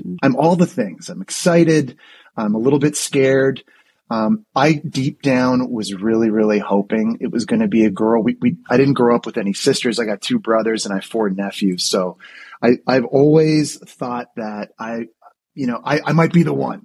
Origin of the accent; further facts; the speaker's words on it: Ottawa, Ontario, Canada; moved away as an adult; also born or lived in Florida / New York City; growing up in Ottawa, Canada